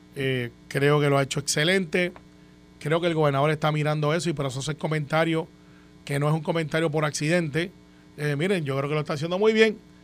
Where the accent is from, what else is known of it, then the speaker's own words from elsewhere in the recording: Puerto Rico; como muchos puertorriqueños